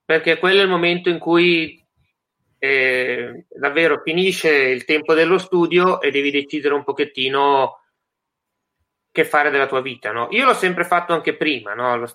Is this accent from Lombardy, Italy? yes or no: yes; Leggiuno, Lombardy, Italy; Sono cresciuto in un piccolo paese eh, della provincia di Varese che si chiama Leggiuno e diciamo